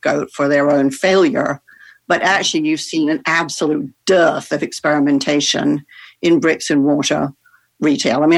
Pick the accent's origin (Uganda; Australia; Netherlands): Netherlands; I grew up in the Netherlands